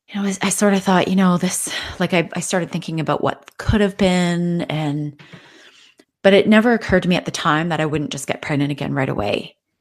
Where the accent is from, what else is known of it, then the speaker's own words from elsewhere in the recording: Canada; I'm from Canada